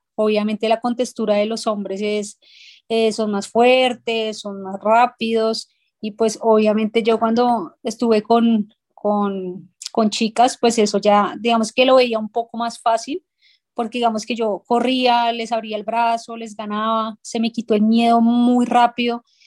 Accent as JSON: {"language": "Spanish", "region": "Bogotá", "country": "Colombia", "tie": "born or raised there", "said": "casi que toda mi infancia crecí en ese barrio"}